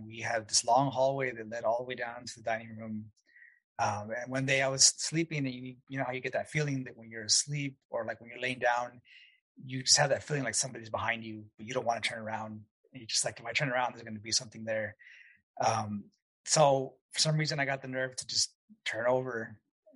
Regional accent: El Paso, Texas, United States; moved away; I'm from El Paso originally, way West Texas

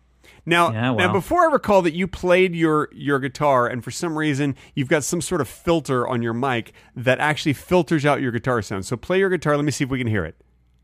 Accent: Dallas, Texas, United States; I grew up in Dallas where they had tornadoes

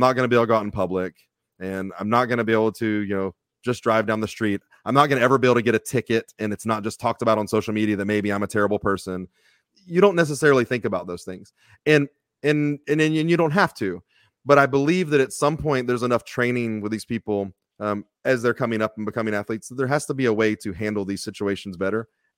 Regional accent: Texas, United States; I got real lucky growing up in Texas.

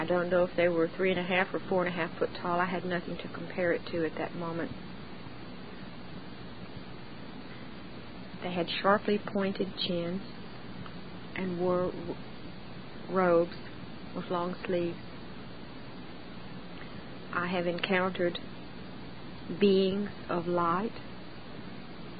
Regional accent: Central Texas, United States; I was born and raised in Central Texas. I'm a 6th-generation Texan.

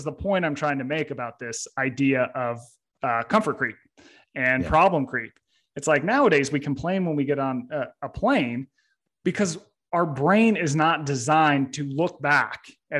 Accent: Utah, United States; I grew up in Utah.

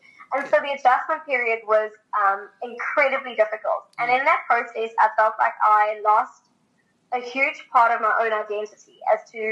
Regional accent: South Africa; moved away as an adult; now in Italy; I'm actually South African, through and through.

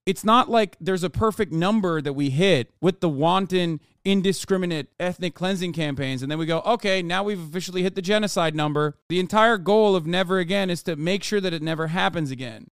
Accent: Turkey; moved away; growing up in Turkey

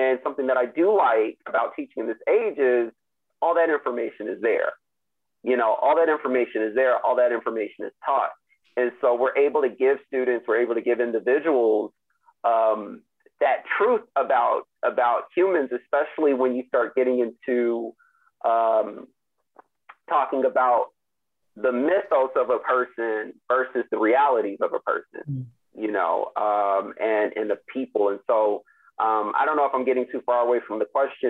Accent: United States; growing up in the United States

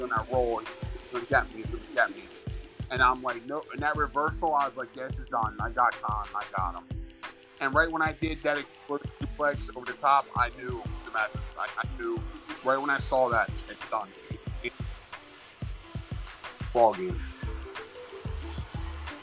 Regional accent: Philadelphia, Pennsylvania, United States; I'm from Philly.

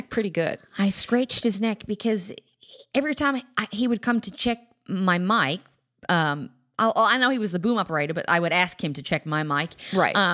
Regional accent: Australia; I got the part, and I'm real Australian.

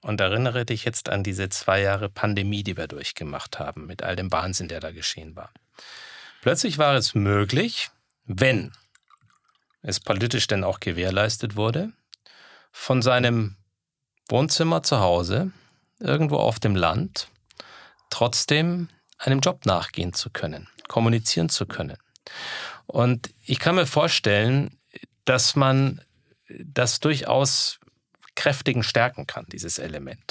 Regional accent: Guttenberg, Bavaria, Germany; moved away as an adult; also born or lived in United States; weil mir meine Heimat in Europa, in Deutschland, in Bayern, in Franken fehlte.

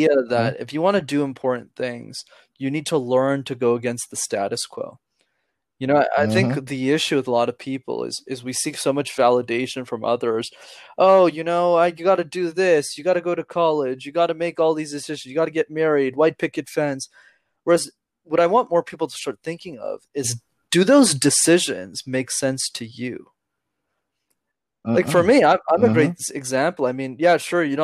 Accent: Canada; I'm from Canada

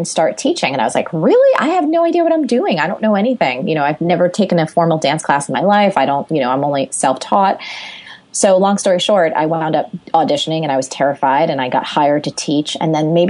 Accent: Jersey Shore, New Jersey, United States; I grew up on the Jersey Shore

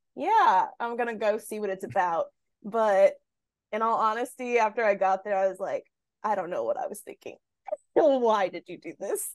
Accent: Inglewood, California, United States; also born or lived in Salt Lake City, Utah / New England; I'm from Inglewood, California.

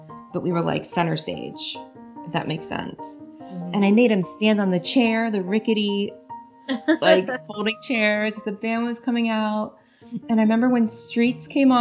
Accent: Cincinnati, Ohio, United States; now in Cleveland, United States; I still think of Cincinnati as my hometown

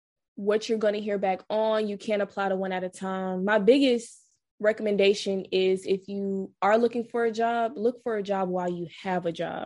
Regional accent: Atlanta, Georgia, United States; moved away as an adult; also born or lived in Tallahassee, Florida; now in Washington, D.C., United States; I'm born and raised in Atlanta

